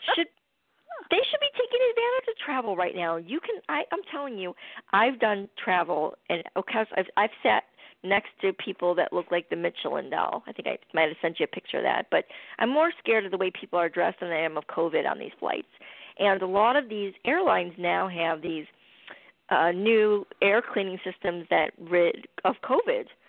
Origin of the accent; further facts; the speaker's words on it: Chicago, Illinois, United States; moved away; I'm from Chicago originally